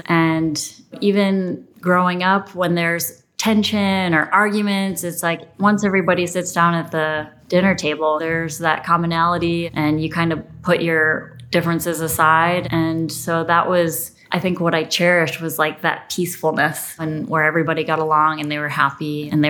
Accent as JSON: {"language": "English", "town": "New Orleans", "region": "Louisiana", "country": "United States", "tie": "born there", "said": "I was born in New Orleans and then along with my brother, I'm the youngest of 4"}